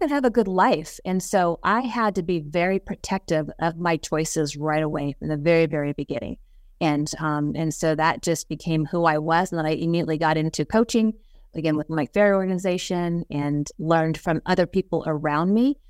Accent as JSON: {"language": "English", "town": "Las Vegas", "region": "Nevada", "country": "United States", "tie": "born or raised there", "said": "I born and raised in Las Vegas."}